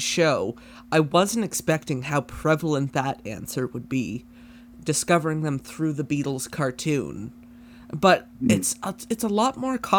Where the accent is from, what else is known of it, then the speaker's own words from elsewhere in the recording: Canada; I could be the new Alex Trebek. We're both Canadian.